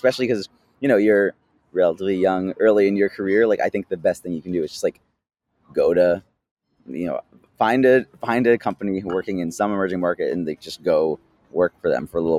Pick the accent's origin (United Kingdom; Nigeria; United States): United States; as an American